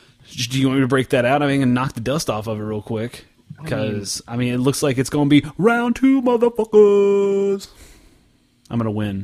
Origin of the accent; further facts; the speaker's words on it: Oklahoma, United States; I'm from Oklahoma. How's that? How's that for an accent?